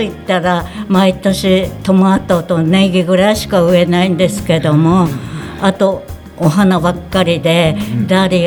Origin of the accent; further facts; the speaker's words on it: Higashikawa, Hokkaido, Japan; 85歳です出身地は上川郡東川町です。